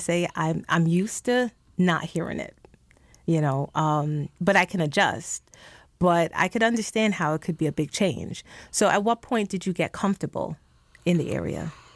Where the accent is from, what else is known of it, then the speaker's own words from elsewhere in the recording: New York City, New York, United States; moved away as an adult; I grew up in the Bronx and, you know, I've lived outside of New York City for more than twenty years now